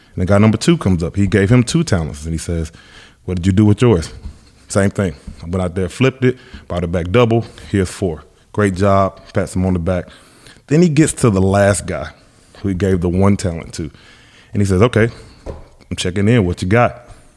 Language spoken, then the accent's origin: English; Alabama, United States; I'm from Alabama, huge Alabama fan